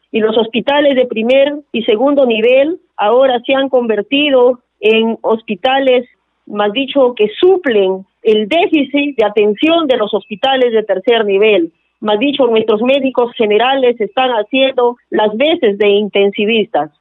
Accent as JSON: {"language": "Spanish", "country": "Peru", "said": "nosotros como peruanos, que somos peruanos"}